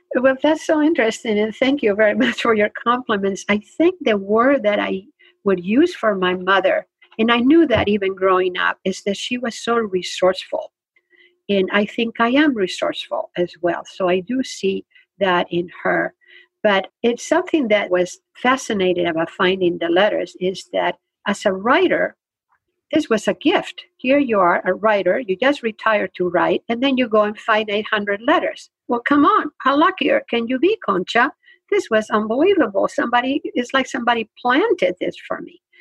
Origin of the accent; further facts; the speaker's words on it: Spain; English is a second language; now in United States; I grew up in Spain